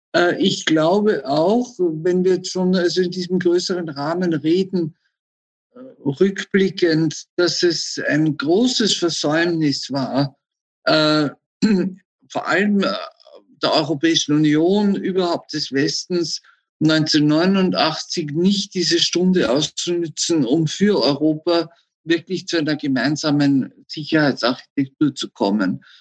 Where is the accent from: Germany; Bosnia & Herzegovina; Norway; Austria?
Austria; wir selbst als Österreicher